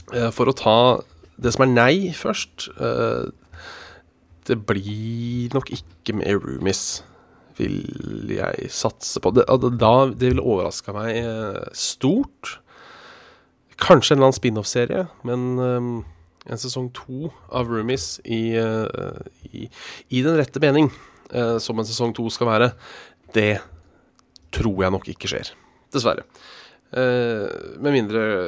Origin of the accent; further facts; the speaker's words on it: Hønefoss, Buskerud, Norway; jeg er fra Hønefoss